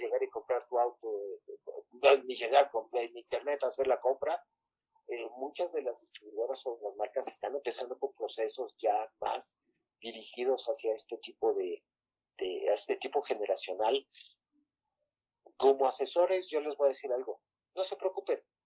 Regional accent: Mexico; desde que nosotros nacimos aquí en México

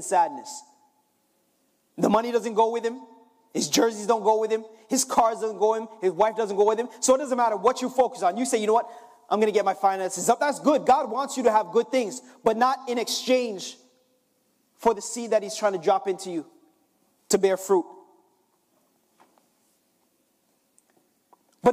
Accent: Jamaica; I'm Jamaican

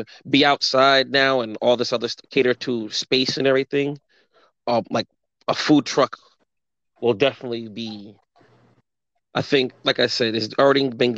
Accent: New Jersey, United States; I'm from Jersey, and I live in a town with a lot of Polish, Italian, Irish

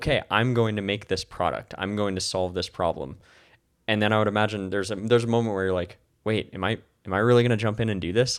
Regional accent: Santa Cruz, California, United States; moved away; also born or lived in Santa Barbara; I'm originally from Santa Cruz

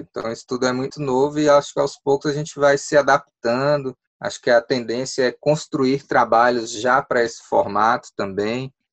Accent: Ceilândia, Federal District, Brazil; Eu sou ceilandense, nasci em Ceilândia

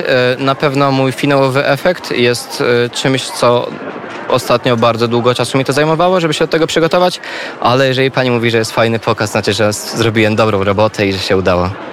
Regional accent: Lublin, Lublin Voivodeship, Poland; ja jestem z Lublina generalnie i od bardzo małego chłopaka, pamiętam jak miałem 10, 11, 12 lat

